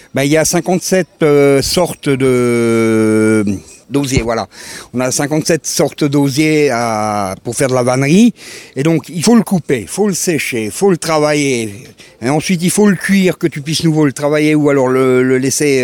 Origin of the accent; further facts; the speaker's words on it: Alsace, Grand Est, France; moved away as an adult; now in Czech Republic; je viens d'Alsace, je suis un ancien Alsacien qui habite depuis 20 ans en République tchèque